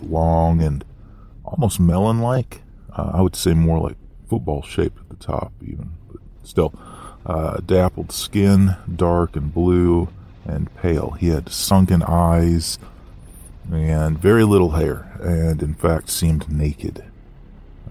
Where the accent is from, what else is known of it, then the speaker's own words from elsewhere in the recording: Northern California, United States; I grew up in Northern California